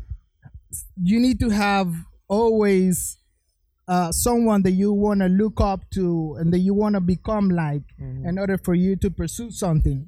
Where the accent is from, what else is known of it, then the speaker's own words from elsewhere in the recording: Florida, United States; I'm from Florida